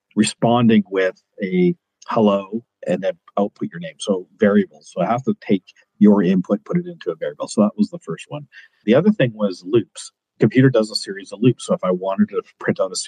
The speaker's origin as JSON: {"language": "English", "town": "Kelowna", "region": "British Columbia", "country": "Canada", "tie": "born or raised there", "also_born_or_lived": "Edmonton, Alberta", "said": "I currently reside in Kelowna, British Columbia. It's where I grew up, even though I was born in Edmonton"}